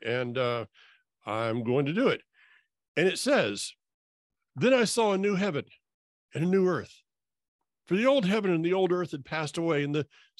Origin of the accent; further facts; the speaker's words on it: North Florida, United States; also born or lived in Alaska; now in North Carolina, United States; When somebody here in North Carolina or wherever I've lived, and that's been all over, including Alaska, when somebody asks me where I'm from, I say North Florida.